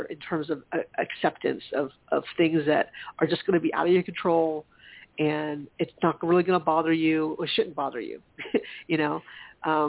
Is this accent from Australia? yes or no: no; South Carolina, United States; growing up in South Carolina